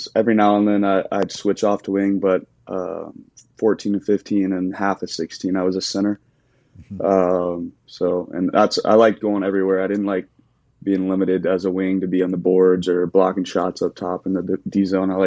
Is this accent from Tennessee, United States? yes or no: yes; Clarksville, Tennessee, United States; also born or lived in Nashville; my hometown of Clarksville